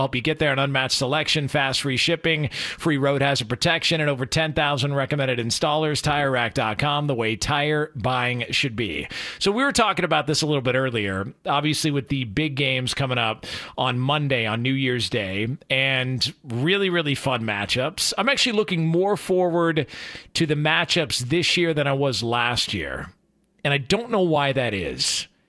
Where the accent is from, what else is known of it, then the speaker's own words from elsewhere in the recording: California, United States; born and raised in Southern California, but living in the South, covering college football in the South